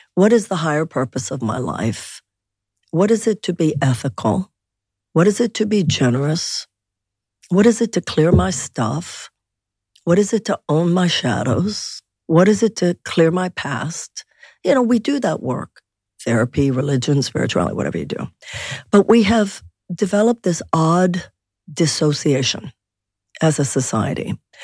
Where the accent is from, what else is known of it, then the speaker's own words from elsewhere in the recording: Houston, Texas, United States; I was born and raised in Houston